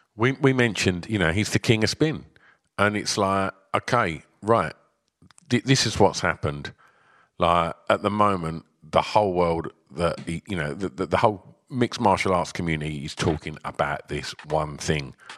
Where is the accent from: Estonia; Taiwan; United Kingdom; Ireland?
United Kingdom; as two British lads